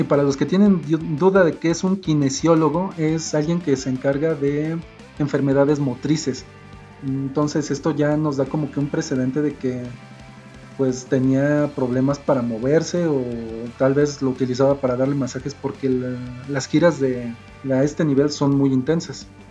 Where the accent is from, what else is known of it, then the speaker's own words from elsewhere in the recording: Mexico; como yo soy de México